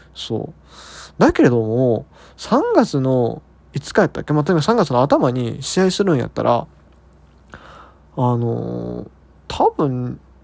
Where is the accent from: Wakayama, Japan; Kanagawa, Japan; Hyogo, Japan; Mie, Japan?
Hyogo, Japan; 地元の兵庫ですよ